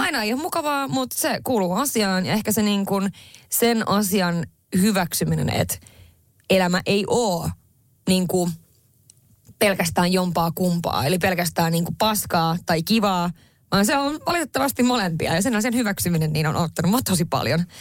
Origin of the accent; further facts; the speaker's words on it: northern Finland, Finland; olen kotoisin pohjoisesta